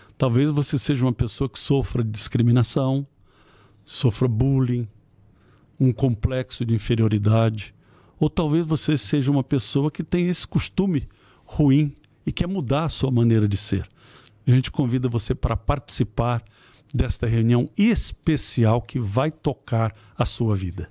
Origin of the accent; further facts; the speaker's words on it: Ceará, Brazil; moved away; eu fui criado no Ceará